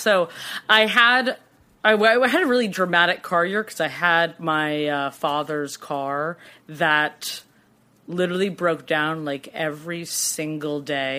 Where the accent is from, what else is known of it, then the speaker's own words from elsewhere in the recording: Cambridge, Massachusetts, United States; now in New York, United States; I'm from Boston.